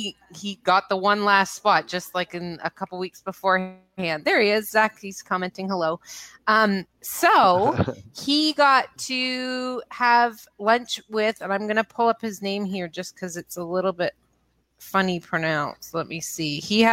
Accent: Boston, Massachusetts, United States; I'm from Boston.

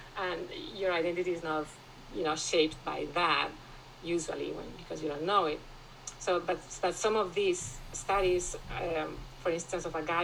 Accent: Madrid, Community of Madrid, Spain; I grew up in Spain. My father is from Cordoba in southern Spain. And I grew up in Madrid

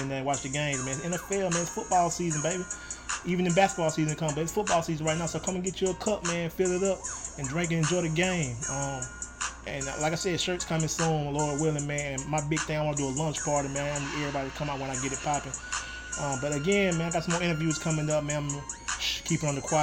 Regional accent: Troy, Alabama, United States; moved away; also born or lived in New Orleans; my hometown, Troy, Alabama

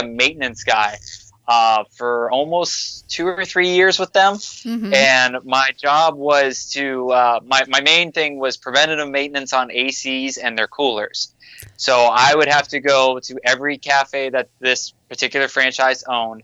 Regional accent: Warren, Ohio, United States; moved away as an adult; now in Florida, United States; I was born and raised in Ohio, Northeast Ohio

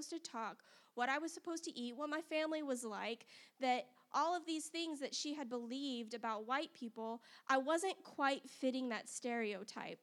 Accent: Las Vegas, Nevada, United States; now in Huntsville, United States; I grew up in Las Vegas, Nevada, which is a very different world than Huntsville, Alabama.

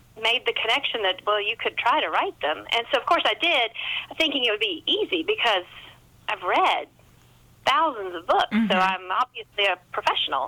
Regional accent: Hendersonville, North Carolina, United States; now in South Carolina, United States; I'm a Carolina girl. I was born in North Carolina, and I've lived in South Carolina my entire adult life

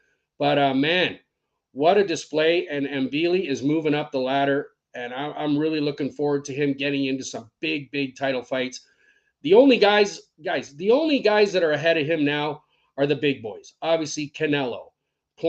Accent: Scotland, United Kingdom; I'm Scottish

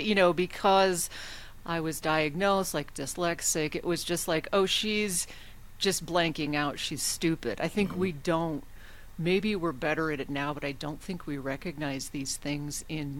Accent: Alaska, United States; accent: northern; I'm from Alaska

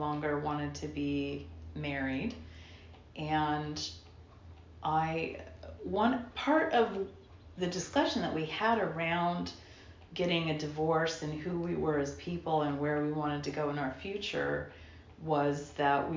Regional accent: Portland, United States; Born and raised in Portland, child of alcoholics

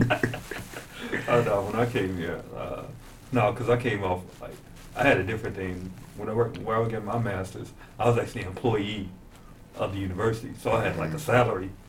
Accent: Chicago, Illinois, United States; moved away as an adult; also born or lived in Milwaukee / Washington, D.C.; now in Bloomington, United States; I'm coming from the Black metropolis. I'm coming from Chicago.

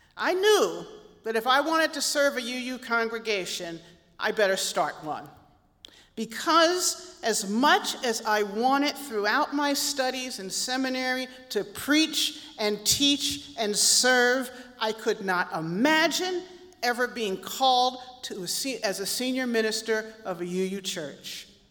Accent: Philadelphia, Pennsylvania, United States; moved away; also born or lived in Chicago; growing up in Philadelphia, my family had a long standing connection to these little AME churches

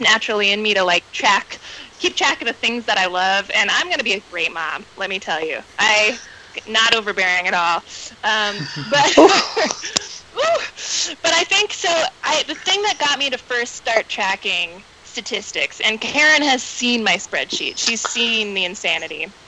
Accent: Atlanta, Georgia, United States; moved away as an adult; also born or lived in Greenville, South Carolina; now in Oakland, United States; I'm originally from Atlanta, Georgia. So born and raised in the South

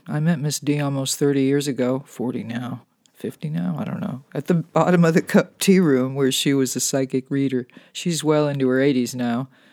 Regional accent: California, United States; Being a Californian

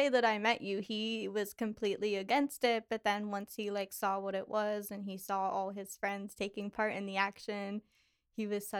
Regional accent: Pittsburgh, Pennsylvania, United States; now in Lancaster, United States; I am 23. I'm originally from Pittsburgh and I live in Lancaster.

